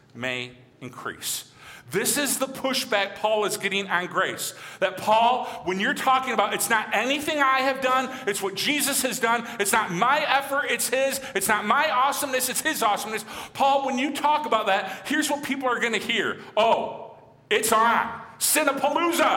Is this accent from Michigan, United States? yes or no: yes; Michigan, United States; moved away; growing up in Michigan